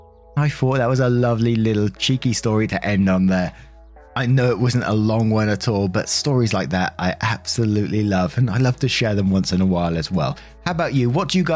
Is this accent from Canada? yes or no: no; England, United Kingdom; Back in 2000, I had just landed a job in Paris, France. I'm English, and at the time my French was not very good at all.